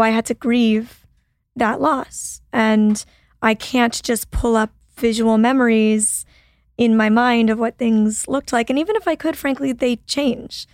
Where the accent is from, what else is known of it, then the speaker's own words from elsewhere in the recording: Toronto, Ontario, Canada; moved away as an adult; now in Los Angeles, United States; I'm like originally from Toronto, Canada